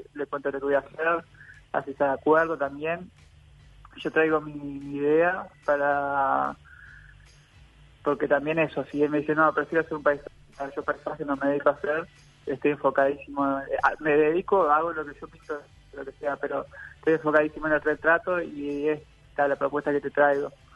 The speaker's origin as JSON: {"language": "Spanish", "region": "Salto", "country": "Uruguay", "said": "soy del departamento de Salto"}